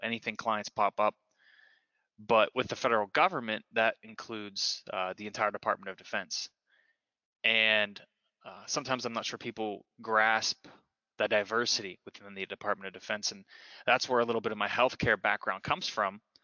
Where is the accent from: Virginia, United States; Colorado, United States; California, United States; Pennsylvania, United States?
Pennsylvania, United States; Johnstown; i started with ctc which is in my hometown of johnstown pennsylvania